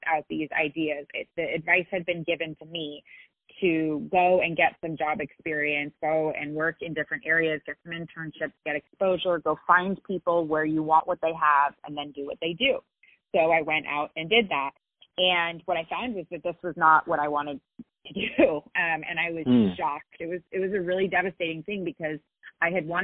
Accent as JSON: {"language": "English", "area": "Silicon Valley", "region": "California", "country": "United States", "tie": "born or raised there", "said": "I grew up in Silicon Valley"}